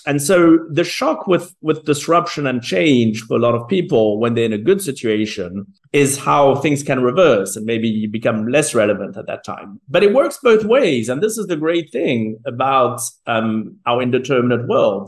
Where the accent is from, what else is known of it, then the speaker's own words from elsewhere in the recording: South Africa; I was born in South Africa